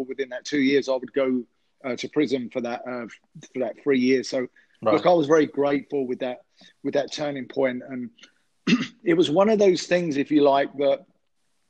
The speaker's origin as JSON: {"language": "English", "region": "London", "country": "United Kingdom", "tie": "born or raised there", "said": "I'm from London, England. I grew up in an area of West London, Ealing"}